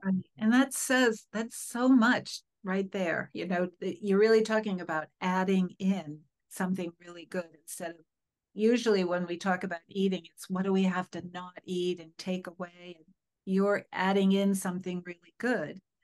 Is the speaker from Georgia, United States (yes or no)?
no; Connecticut, United States; growing up in Connecticut